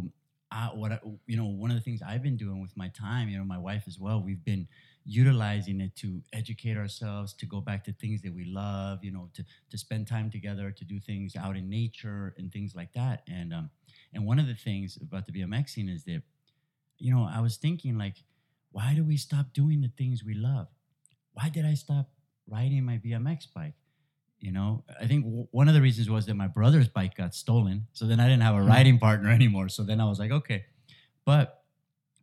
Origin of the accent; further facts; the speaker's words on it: Santa Monica, California, United States; also born or lived in Los Angeles; I was born in UCLA Hospital and I was raised in Santa Monica